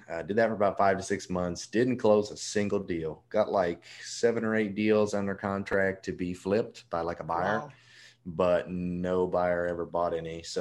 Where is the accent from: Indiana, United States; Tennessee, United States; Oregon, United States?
Tennessee, United States; Memphis; also born or lived in Nebraska; now in Mobile, United States; I was actually born in Nebraska, but I I'm from Memphis, Tennessee. That's what I tell everyone. My dad was in the Navy. We moved around a lot. And Memphis is where we resided the longest.